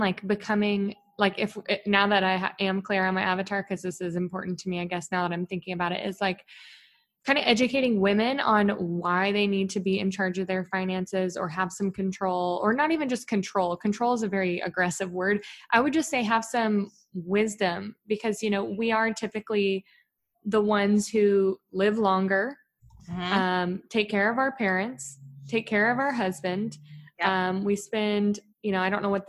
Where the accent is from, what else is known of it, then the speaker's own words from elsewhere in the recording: Texas, United States; I'm from Texas